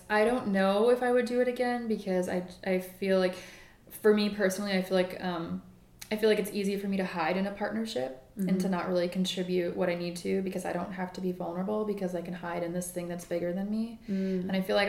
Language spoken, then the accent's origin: English; Midwest, United States; now in New York, United States; because I'm from the Midwest, and, you know, in New York, there are so many tall women